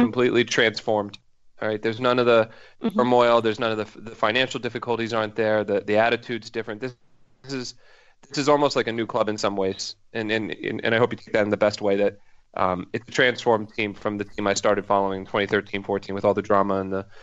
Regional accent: Philadelphia, Pennsylvania, United States; now in Boston, United States; I live outside of Boston, um, and I'm originally from Philadelphia

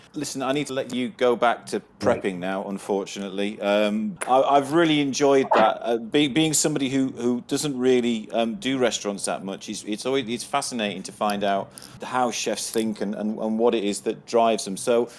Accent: Halifax, Yorkshire and the Humber, United Kingdom; where I grew up in Halifax.

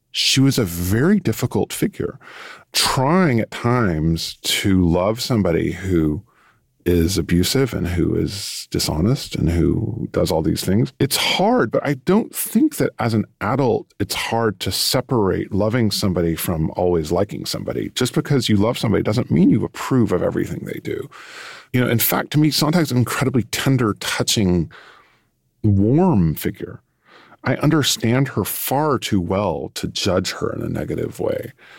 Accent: Texas, United States; moved away as an adult; also born or lived in Europe; I come from Texas

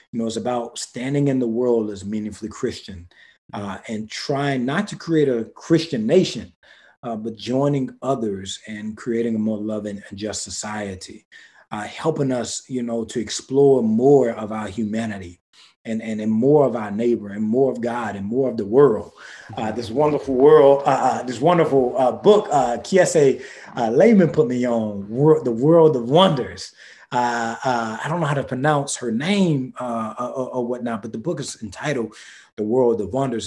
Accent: the Black rural South, United States; I come from the Black rural South

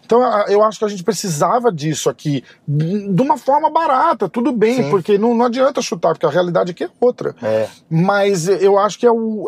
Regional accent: Brazil; a gente é brasileiro

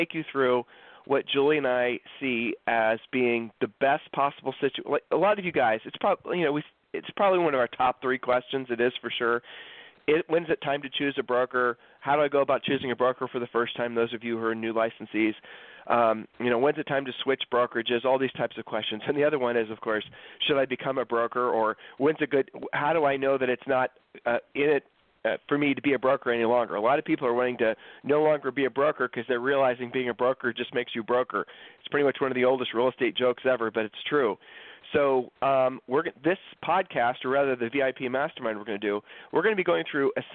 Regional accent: Columbus, Ohio, United States; now in Texas, United States; We grew up in Columbus, Ohio

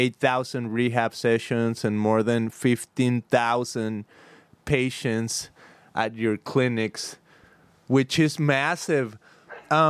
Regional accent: Mexico; moved away as an adult; now in California, United States; I'm from Mexico, but I'm here in California. I've been here for like the last 15 years

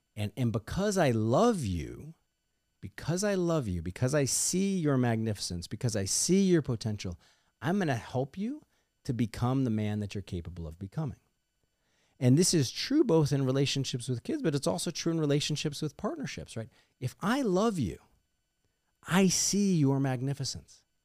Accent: Missouri, United States; my home state of Missouri

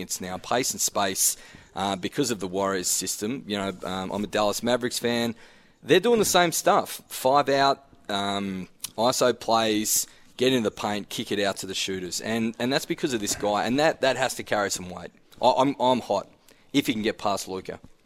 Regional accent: Glenorchy, Tasmania, Australia; I'm a public school boy, Claremont, played footy, Glenorchy um, that that type of banter I was brought up on.

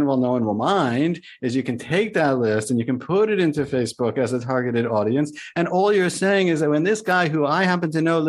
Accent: New York, United States; moved away as an adult; now in Boca Raton, United States; I was from New York

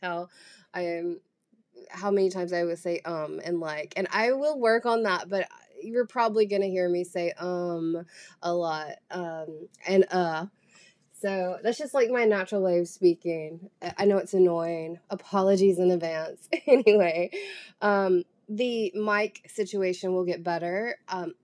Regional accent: Southern, United States; accent: Southern; I do actively try to hide, like, my Southern accent.

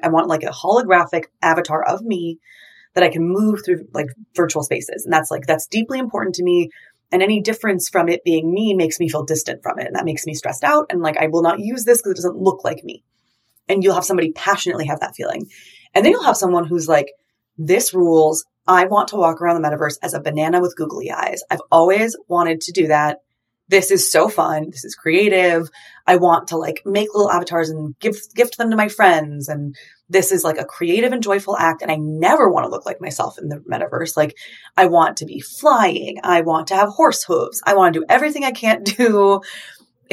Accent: California, United States; I grew up in California, growing up in the West

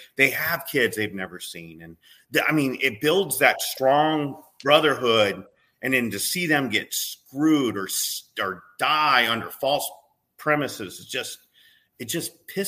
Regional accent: United States; we as American people

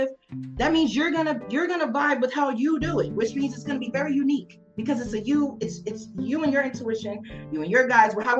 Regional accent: New York City, New York, United States; now in Las Vegas, United States; I'm growing up in New York

